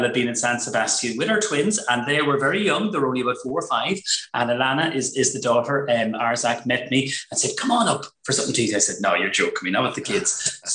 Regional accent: Ireland; We're from Cab

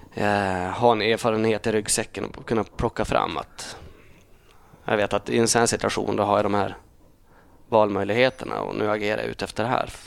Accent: Holmsund, Västerbotten County, Sweden; also born or lived in Uppsala / Umeå; jag är uppvuxen eh, en och en halv mil söder om Umeå. Holmsund heter det

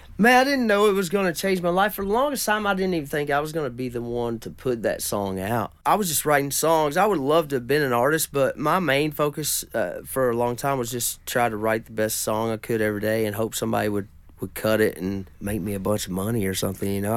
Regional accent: Caneyville, Kentucky, United States; I'm from a little town called Caneyville, which is just right down the road from there

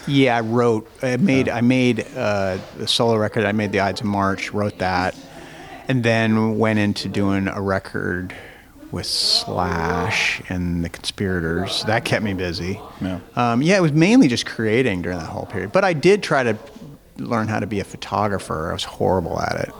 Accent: Spokane, Washington, United States; my hometown in spokane

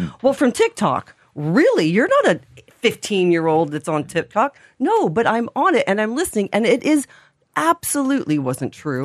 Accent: Indiana, United States; now in Ireland; I'm from Indiana, not Iowa, often confused

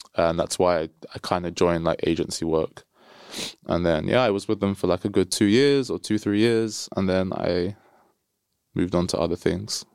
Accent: London, United Kingdom; I'm from London

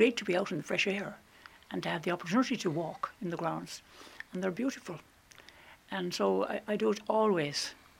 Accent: Toomevara, Ireland; I'm from Tumivara.

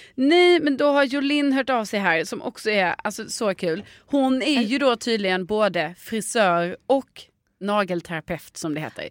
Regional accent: Stockholm, Stockholm County, Sweden; som barn i Stockholm

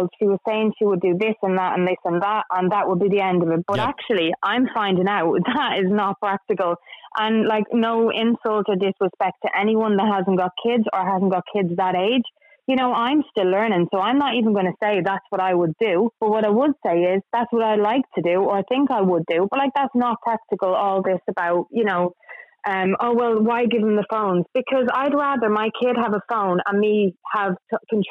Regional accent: Dublin, Leinster, Ireland; now in United Kingdom; I'm from Dublin.

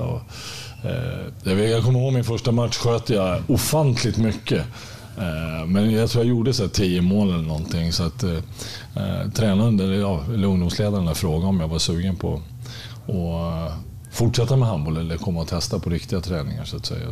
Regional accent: Märsta, Stockholm County, Sweden; moved away as an adult; also born or lived in Östersund; när jag var fem år så flyttade jag från, från Östersund till, till Märsta. Eh, och där är jag uppvuxen och där bodde jag tills jag var 18 år

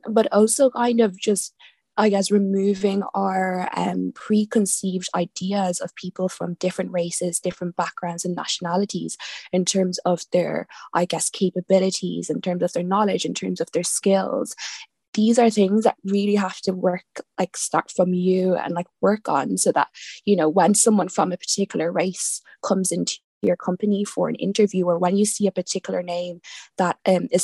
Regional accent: Ireland; growing up myself personally, I was born in Ireland

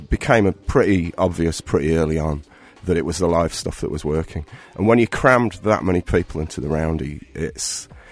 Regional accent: Rotherham, Yorkshire and the Humber, United Kingdom; moved away as an adult; also born or lived in Sheffield; now in Cork, Ireland; my hometown in Rotherham.

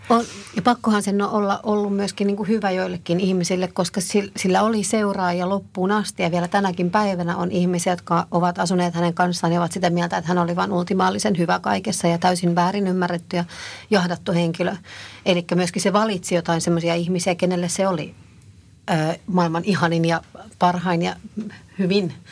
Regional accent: Helsinki, Uusimaa, Finland; mä oon kasvanut Meilahdessa

